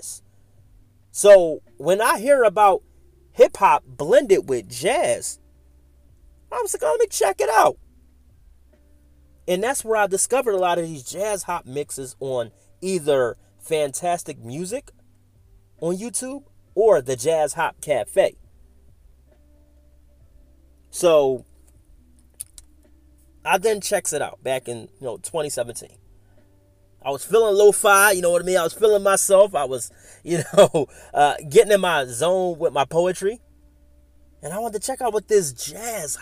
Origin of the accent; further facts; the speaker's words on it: Philadelphia, Pennsylvania, United States; moved away; my hometown of Philadelphia.